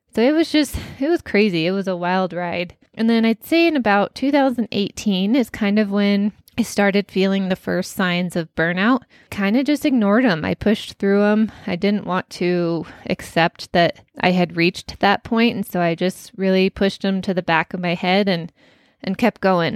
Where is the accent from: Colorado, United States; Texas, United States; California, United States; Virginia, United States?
Colorado, United States; born and raised in Colorado